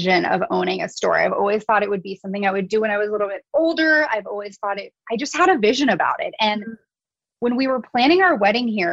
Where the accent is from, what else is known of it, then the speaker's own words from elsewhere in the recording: San Francisco Bay Area, California, United States; moved away as an adult; now in Kauai, United States; growing up in the San Francisco Bay Area